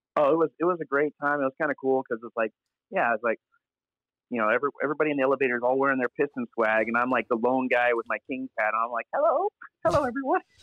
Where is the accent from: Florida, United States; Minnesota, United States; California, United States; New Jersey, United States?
California, United States; Sacramento; moved away as an adult; now in Michigan, United States; I'm from Sacramento, but I moved recently to Michigan